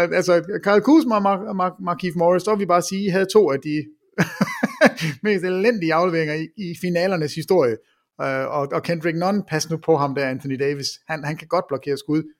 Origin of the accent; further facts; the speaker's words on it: Jutland, Denmark; jeg er fra Jylland, og ikke fra København, jeg er fra Jylland